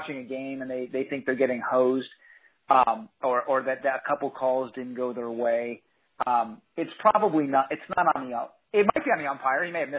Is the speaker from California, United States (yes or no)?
yes; San Diego, California, United States; I grew up in San Diego